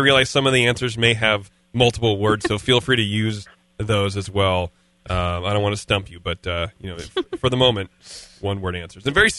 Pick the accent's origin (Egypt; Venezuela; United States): United States; Livermore, California; moved away; I'm from Livermore.